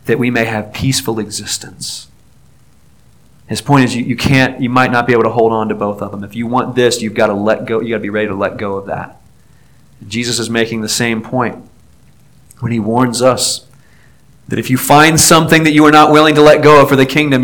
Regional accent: Newport News, Virginia, United States; I grew up in Newport News, Virginia

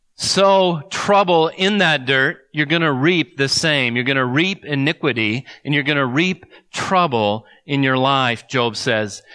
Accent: United States

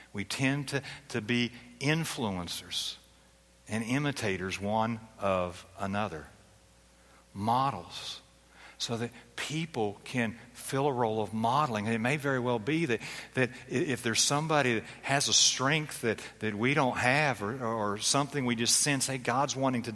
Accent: Philadelphia, Pennsylvania, United States; I was born in Philadelphia. Now, my parents were kind of Southern, but I was born in Philadelphia

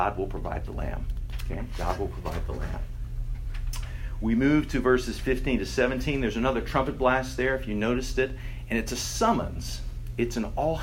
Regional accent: Texas, United States; I grew up in Texas and had many, many, many tornado drills in school.

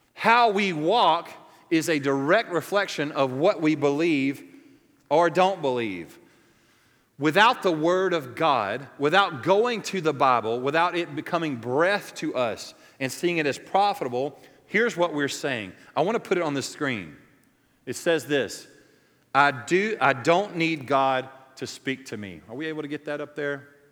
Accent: the South, United States; moved away; where I grew up in the South

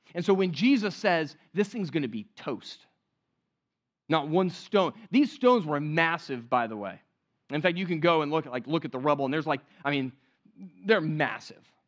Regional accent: California, United States; moved away; growing up in California

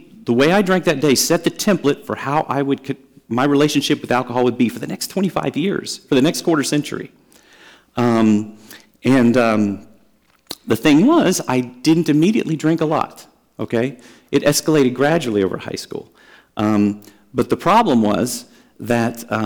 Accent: Dallas, Texas, United States; I grew up in Dallas

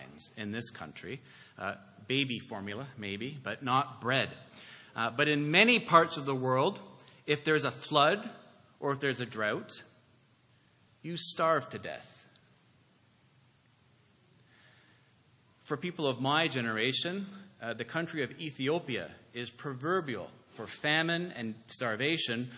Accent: Canada; now in Toronto, Canada; as a Canadian

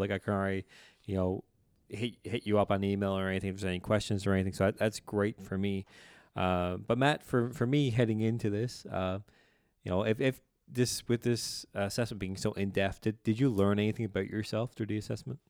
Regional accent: Newfoundland and Labrador, Canada; I'm from here, but they'll know very quickly I'm from the Bay

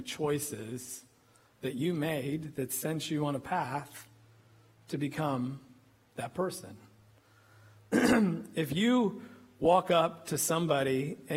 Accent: Illinois, United States; also born or lived in Kentucky; now in Texas, United States; This boy from Illinois

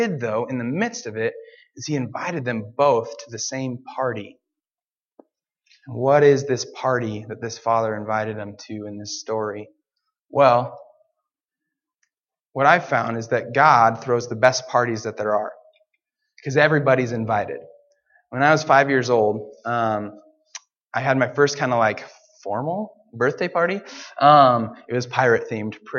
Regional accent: Portland, United States; I'm from Portland

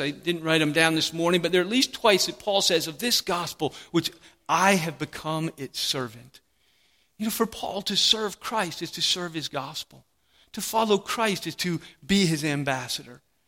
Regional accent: United States; a servant of King Jesus before I'm even an American

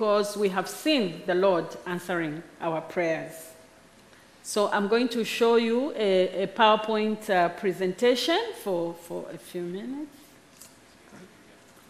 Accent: Zambia

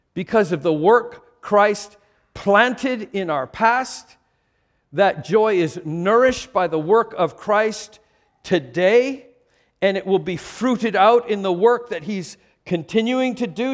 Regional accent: Vancouver, British Columbia, Canada; moved away; I was born in Vancouver and became an American in two thousand and five

